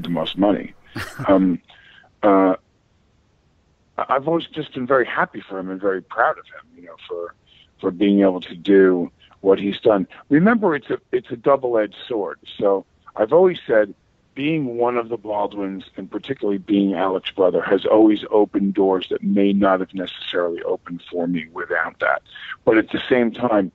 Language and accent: English; Massapequa, New York, United States; I grew up in Massapequa